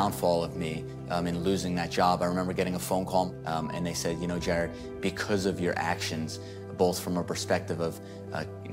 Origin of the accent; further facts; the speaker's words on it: New York City, New York, United States; moved away as an adult; now in Dallas, United States; I'm from New York, I'm from the Bronx